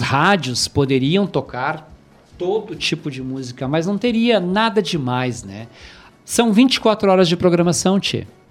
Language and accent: Portuguese; Rio Grande do Sul, Brazil; a gente é apaixonado por o Rio Grande do Sul por ser gaúcho